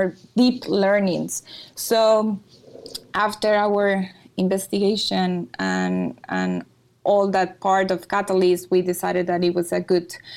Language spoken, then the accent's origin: English; Monterrey, Nuevo León, Mexico; I'm from Mexico, in Monterrey.